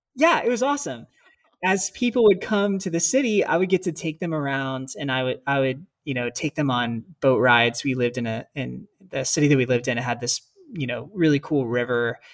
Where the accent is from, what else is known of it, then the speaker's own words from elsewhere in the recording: United States; moved away as an adult; growing up in America